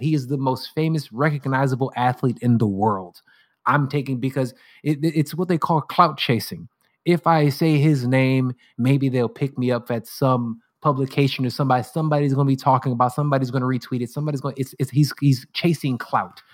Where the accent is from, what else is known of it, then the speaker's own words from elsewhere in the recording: United States; as an American